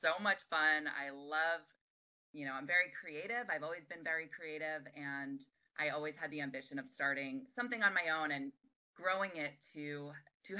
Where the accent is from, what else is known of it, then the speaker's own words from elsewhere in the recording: New York, United States; moved away as an adult; I was living on the East Coast. I'm from New York